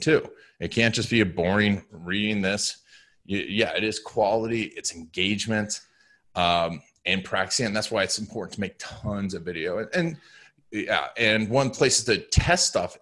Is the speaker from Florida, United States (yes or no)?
yes; Orlando, Florida, United States; growing up in Orlando